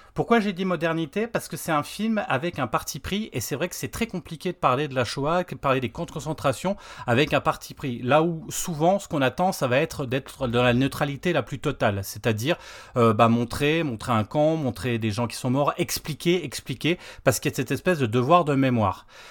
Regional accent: Lorraine, Grand Est, France; on est Lorrain

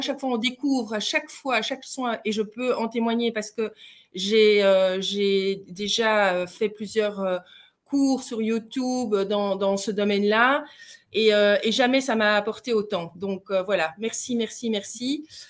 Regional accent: Belgium; accent: Belgian; nous sommes belges. Je ne sais pas si vous l'avez entendu à notre accent.

